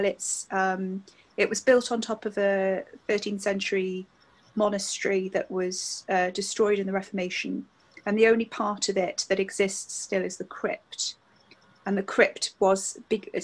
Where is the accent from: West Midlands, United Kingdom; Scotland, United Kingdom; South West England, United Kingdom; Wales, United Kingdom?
Wales, United Kingdom; Newport; when I was growing up in Newport, Tredegar House was my local kind of big stately home